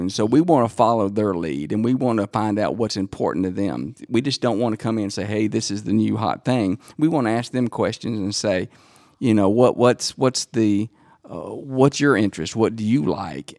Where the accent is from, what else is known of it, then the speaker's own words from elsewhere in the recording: Dacula, Georgia, United States; made fun of coming from the, the country farmland.